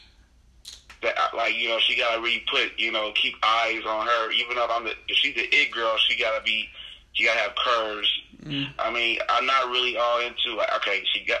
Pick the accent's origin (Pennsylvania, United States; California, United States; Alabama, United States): California, United States; Inglewood; also born or lived in South Central, Los Angeles; now in Las Vegas, United States; I grew up in Inglewood, but South Central is where I have stayed too